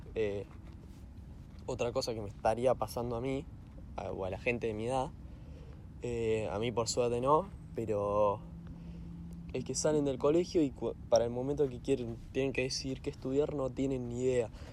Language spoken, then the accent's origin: Spanish; Argentina; yo soy de Argentina